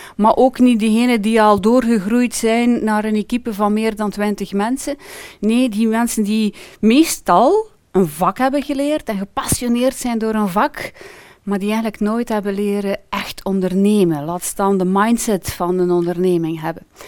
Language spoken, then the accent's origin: Dutch; Ypres, Flanders, Belgium; ik heb altijd eh, gewoond, ben geboren en getogen in Yper